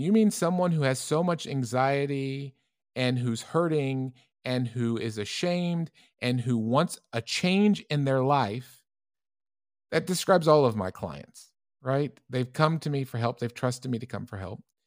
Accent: United States; moved away; also born or lived in Europe; as an American clinician

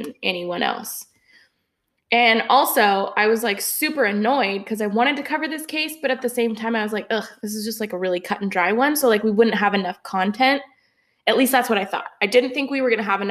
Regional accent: Pacific Northwest, United States; we are sisters from the Pacific Northwest.

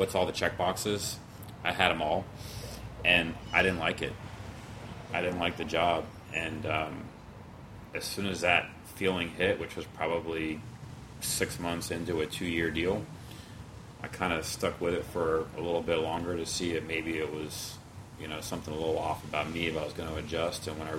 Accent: Louisville, Kentucky, United States; moved away as an adult; also born or lived in Sydney, Australia / Baltimore; now in Houston, United States; I grew up in Louisville.

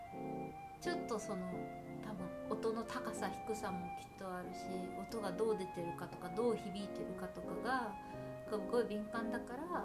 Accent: Japan; accent: Japanese accent; moved away as an adult; now in Canada; 私がさ日本語アクセントが最終的に多少残っちゃうと思うんだけど

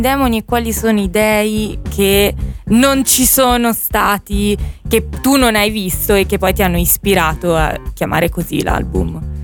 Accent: Abruzzo, Italy; anche io sono abruzzese

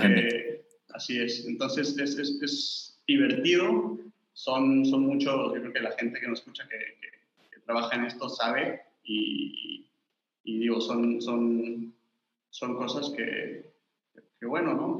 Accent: Cancún, Quintana Roo, Mexico; moved away as an adult; also born or lived in Spain; yo soy, creo que, de las pocas personas del club que es cancunense. Yo nací en Cancún hace 27 años.

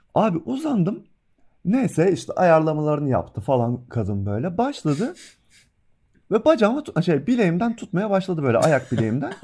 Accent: Trabzon, Turkey; now in Bursa, Turkey; ben yani bir Trabzonlu olarak Bursa'da yaşıyorum

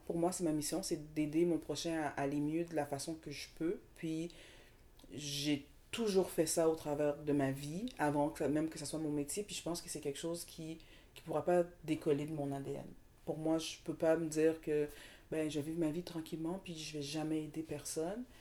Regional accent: Montreal, Quebec, Canada; also born or lived in Saint-Michel, Montreal / Dollard-des-Ormeaux; Moi, je viens de Montréal. Je suis née à Montréal.

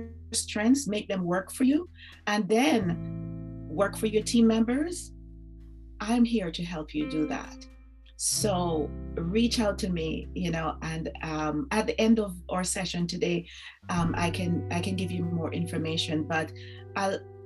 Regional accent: Jamaica; growing up in Jamaica

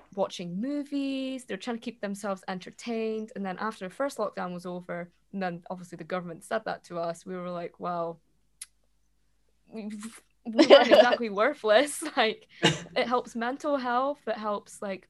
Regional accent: Scotland, United Kingdom; being Scottish and being newly self-employed

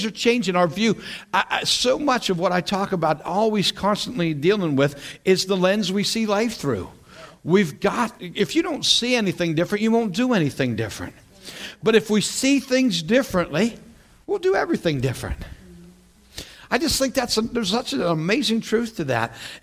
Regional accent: western Pennsylvania, United States; also born or lived in Allentown, Pennsylvania / Battle Creek, Michigan; now in south central Pennsylvania, United States; I grew up in western Pennsylvania.

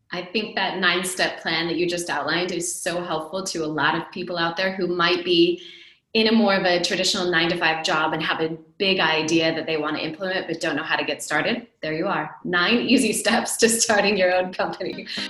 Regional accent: United States; moved away as an adult; also born or lived in Silicon Valley; now in Europe; I, as an American, now living in Europe, almost December will be three years that I've been living here

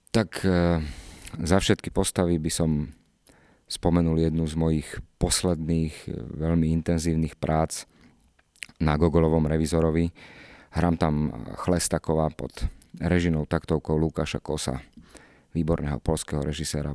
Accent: Nitrianske Hrnčiarovce, Nitra Region, Slovakia; also born or lived in Čifáre; ja som vyrastal v Čifároch najprv, odkiaľ mamina pochádza moja, potom sme sa presťahovali, e, do Hrnčiaroviec, kde som- do Nitrianských Hrnčiaroviec

